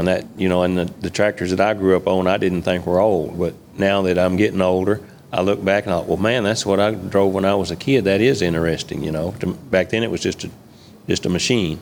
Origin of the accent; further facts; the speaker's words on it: Moscow, Kentucky, United States; also born or lived in Clinton, Kentucky; actually born in right around Moscow, Kentucky, which is about 20 miles north of here. Born and raised on a farm